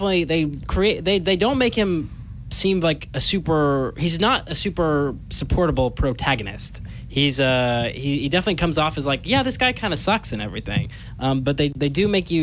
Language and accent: English; Coleman, Alabama, United States; I am from Coleman, Alabama. That's where my parents are right now